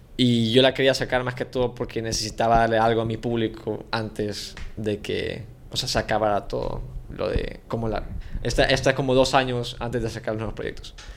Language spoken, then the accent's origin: Spanish; San Salvador, El Salvador; moved away as an adult; now in Mexico; nací en San Salvador, soy del 2000